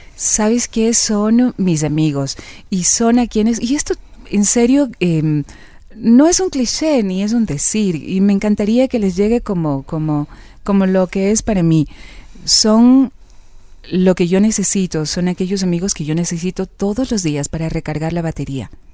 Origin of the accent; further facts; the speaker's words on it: Quito, Pichincha, Ecuador; Yo nací aquí en Quito